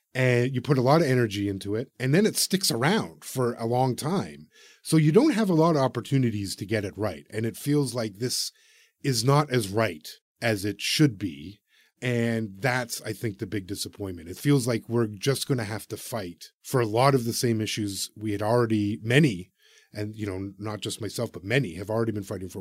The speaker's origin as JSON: {"language": "English", "country": "Canada"}